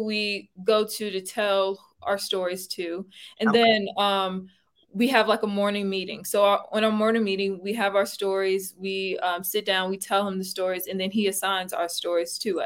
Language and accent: English; Brunswick County, Virginia, United States; now in Charlottesville, United States; My hometown is Brunswick County, Virginia